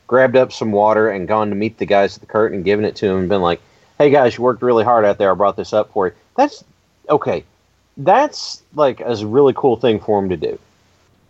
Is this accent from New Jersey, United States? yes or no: no; Kentucky, United States; because I grew up in Kentucky